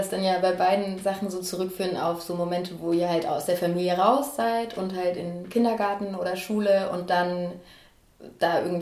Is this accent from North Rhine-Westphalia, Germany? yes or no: no; Ulm, Baden-Württemberg, Germany; also born or lived in Bad Cannstatt; now in Stuttgart, Germany; ich komme aus Ulm, äh, sogar aus dem Stadtgebiet Söfningen.